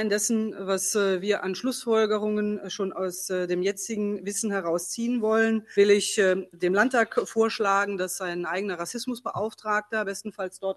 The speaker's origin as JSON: {"language": "German", "region": "Saarland", "country": "Germany", "said": "Und ich persönlich, ich als Mensch, als Saarländerin will auch mein tiefes Bedauern über diese Fehler"}